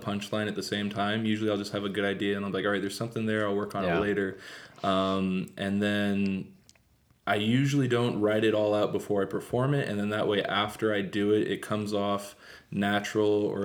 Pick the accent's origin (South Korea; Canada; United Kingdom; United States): United States; San Luis Obispo, California; also born or lived in Atascadero; I'm originally from San Luis Obispo, actually. Father's side was from Costa Rica